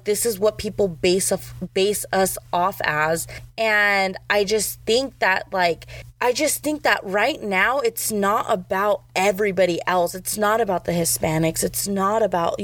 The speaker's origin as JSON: {"language": "English", "region": "Arizona", "country": "United States", "tie": "born or raised there", "said": "growing up in Arizona"}